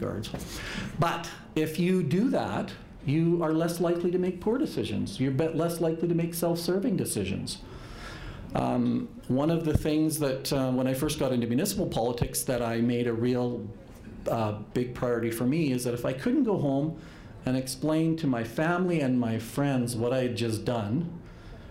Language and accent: English; Alberta, Canada; I've obviously born and raised in Alberta